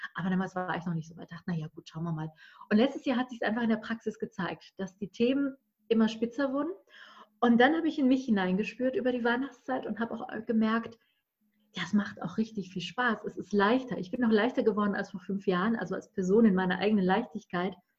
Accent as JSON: {"language": "German", "region": "Berlin", "country": "Germany", "said": "ich komme aus Berlin"}